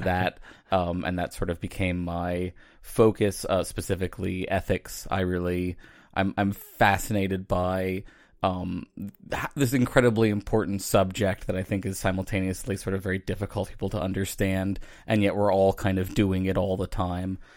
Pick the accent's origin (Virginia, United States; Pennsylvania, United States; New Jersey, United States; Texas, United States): Virginia, United States; I grew up, um, outside of Virginia